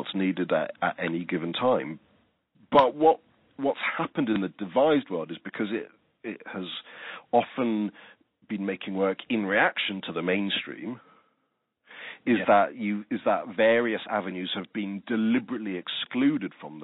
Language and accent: English; England, United Kingdom; now in Australia; although I'm Australian, I come from England